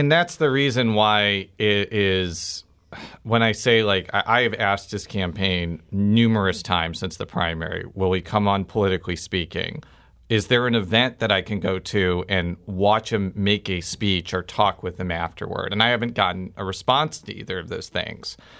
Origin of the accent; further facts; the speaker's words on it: Illinois, United States; I'm from Illinois